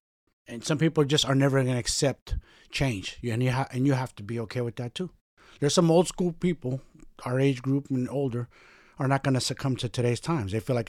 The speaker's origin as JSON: {"language": "English", "town": "San Francisco", "region": "California", "country": "United States", "tie": "born or raised there", "said": "You know, what's crazy for me is I grew up around everything, growing up in San Francisco."}